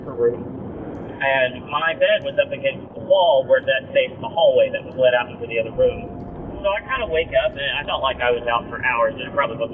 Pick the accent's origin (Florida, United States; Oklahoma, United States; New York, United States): Oklahoma, United States; Tulsa; moved away as an adult; also born or lived in Fulton, Missouri; I am from Tulsa, Oklahoma